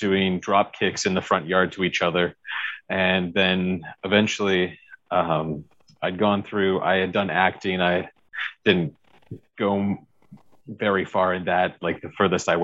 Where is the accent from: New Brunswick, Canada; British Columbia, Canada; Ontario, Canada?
British Columbia, Canada; Victoria; moved away as an adult; also born or lived in Calgary, Alberta; I grew up in Victoria, British Columbia, on Vancouver Island